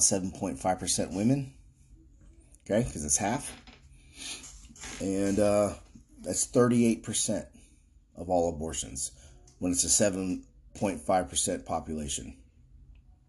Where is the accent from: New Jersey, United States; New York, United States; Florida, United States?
Florida, United States; Florida, my home state